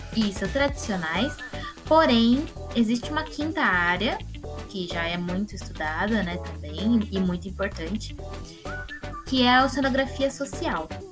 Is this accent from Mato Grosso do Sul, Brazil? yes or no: no; Campinas, São Paulo, Brazil; eu sou nascida em Campinas